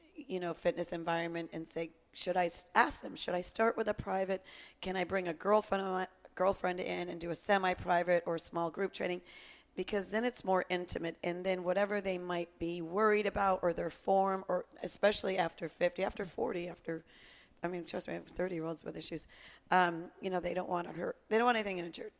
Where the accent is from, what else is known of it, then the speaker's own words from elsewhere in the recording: Connecticut, United States; growing up in Connecticut